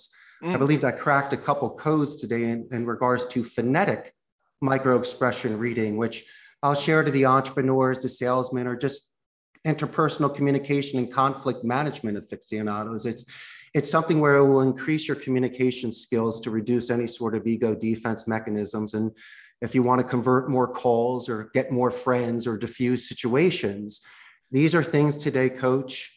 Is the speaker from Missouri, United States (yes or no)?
no; Philadelphia, Pennsylvania, United States; moved away as an adult; also born or lived in Spain / Arizona; now in Costa Rica; I grew up in Philly